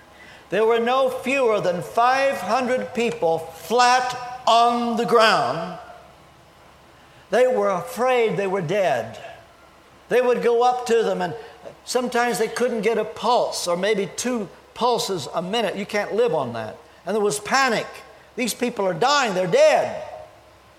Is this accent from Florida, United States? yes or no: no; Kentucky, United States; moved away as an adult; also born or lived in England; I'm from Kentucky